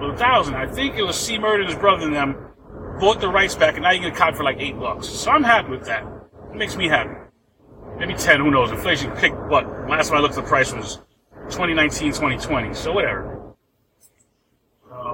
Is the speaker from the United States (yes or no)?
yes; New York, United States; now in Florida, United States; I'm from New York and I live in Florida